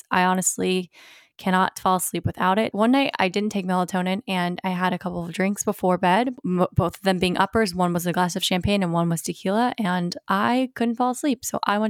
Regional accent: Virginia Beach, Virginia, United States; I grew up in Virginia Beach

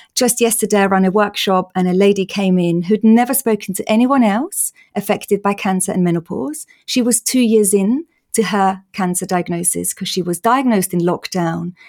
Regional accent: Austria; moved away; in case people are wondering about my accent. I'm Austrian

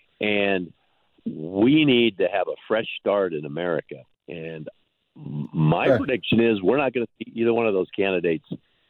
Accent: United States; just as an American

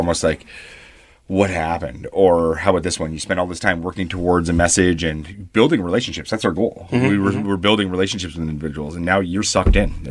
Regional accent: Canada; I come from Canada

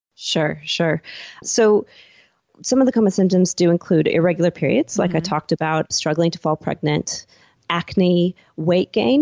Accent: Seattle, Washington, United States; moved away as an adult; now in Gold Coast, Australia; I'm originally from Seattle

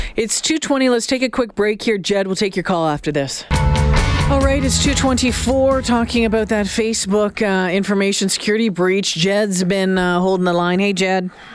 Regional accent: Sault Ste. Marie, Ontario, Canada; now in Edmonton, Canada; I live in Edmonton and I'm from Sault Ste. Marie, Ontario

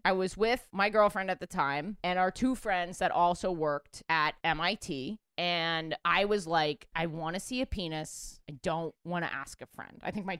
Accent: New York, United States; I'm born and raised in New York

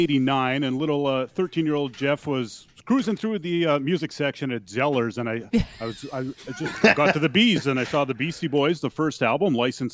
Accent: Altona, Manitoba, Canada; growing up in Altona

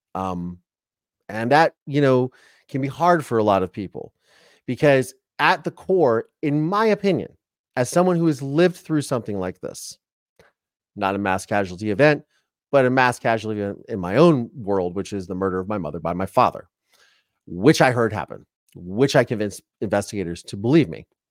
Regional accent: Ohio, United States; I'm from Ohio

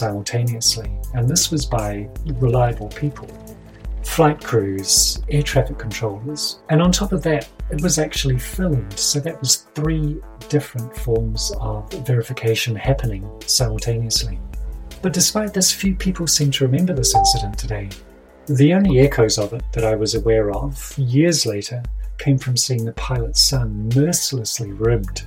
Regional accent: Kaikoura region, Canterbury, New Zealand; not only did I grow up in the region that was famous for the Kaikoura UFOs, but my hometown and surrounds

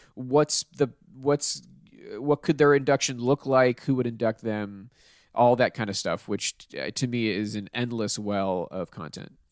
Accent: Pittsburgh, Pennsylvania, United States; moved away; I'm from Pittsburgh

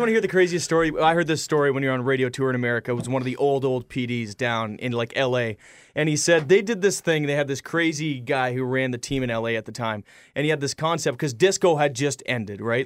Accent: Canada; We, we spend our whole lives in Canada

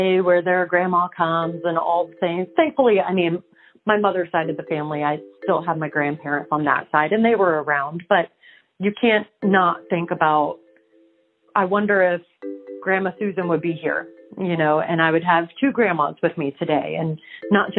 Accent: Dunedin, Florida, United States; So I was born and raised here in Florida. I was born and raised in Dunedin

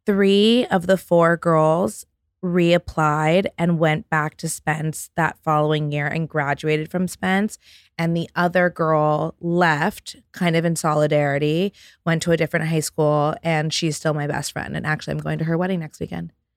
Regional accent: New York City, New York, United States; I grew up on the Upper West Side, between the Upper West Side and the Upper East Side of Manhattan

